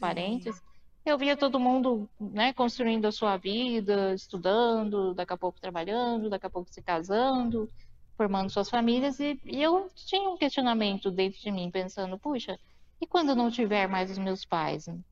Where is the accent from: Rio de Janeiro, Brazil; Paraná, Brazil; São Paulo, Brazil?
São Paulo, Brazil; Mauá; also born or lived in Suzano; eu nasci em Mauá, no ABC Paulista